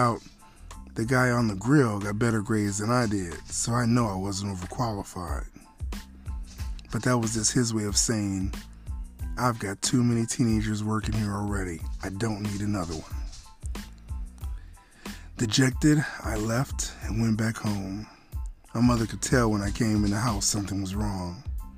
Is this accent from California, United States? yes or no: no; Buffalo, New York, United States; I was born in Buffalo, New York, 1969, January 26, at 10:35 in the morning